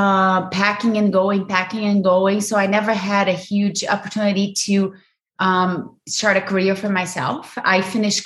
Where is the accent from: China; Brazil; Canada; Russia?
Brazil; English is a second language; moved away as an adult; now in United States; I grew up in Brazil, loving family